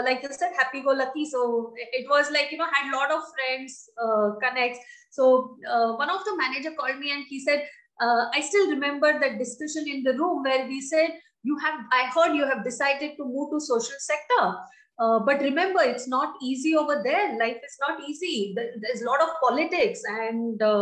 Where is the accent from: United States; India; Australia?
India; Dandeli, Karnataka; moved away as an adult; also born or lived in Bangalore; I'm born and brought up in Dandeli, lovely place in North Karnataka